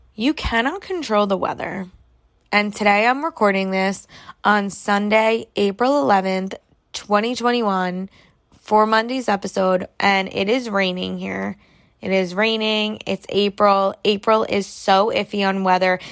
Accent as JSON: {"language": "English", "region": "New York", "country": "United States", "said": "I am from New York."}